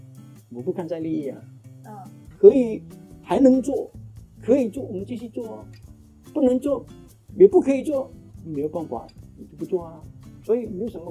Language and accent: Chinese; Malaysia; now in Singapore; 我本来是马来西亚人，在新加坡工作迟了